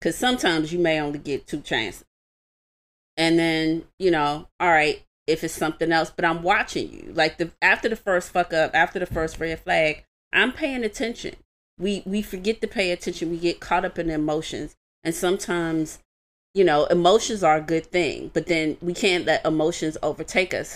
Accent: Washington, District of Columbia, United States; I was raised in Washington, D C

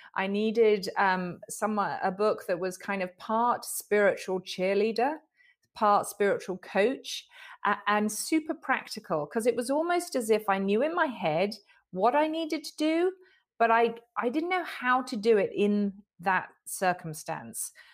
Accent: United Kingdom; I'm a Brit

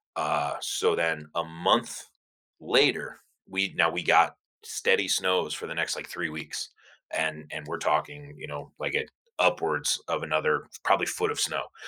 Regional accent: Cleveland, Ohio, United States; I was born and raised in Cleveland, Ohio, so I'm I'm definitely a cold person.

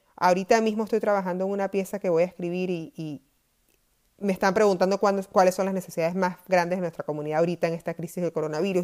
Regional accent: Maracay, Aragua, Venezuela; moved away as an adult; now in United States; yo nací en Maracay, en Venezuela

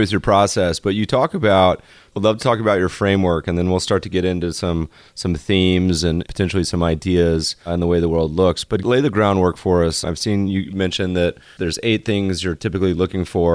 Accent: Winston-Salem, North Carolina, United States; moved away; I grew up partially in North Carolina in Winston-Salem.

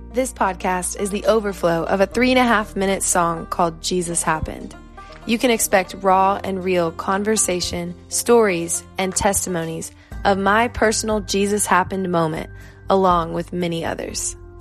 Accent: Dallas, Texas, United States; also born or lived in Littleton, Colorado; I'm originally from Dallas, Texas, but was born in Littleton, Colorado. I'm definitely a Texas girl, though

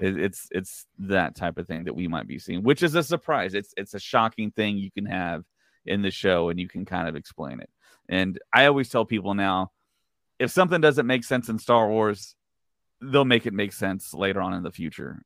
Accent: Texas, United States; I'm from Texas

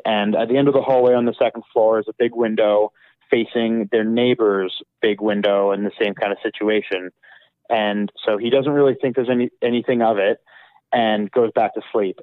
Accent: Calgary, Alberta, Canada; growing up in Calgary

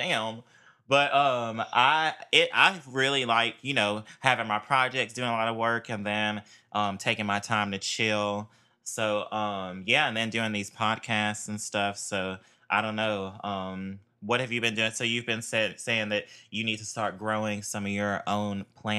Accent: Durham, North Carolina, United States; You know, I'm from North Carolina out here around Durham area.

